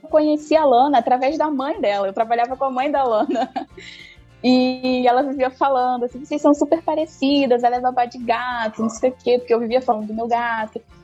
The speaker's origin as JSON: {"language": "Portuguese", "region": "Rio de Janeiro", "country": "Brazil", "said": "sou do Rio de Janeiro, atendo Rio de Janeiro e Niterói também"}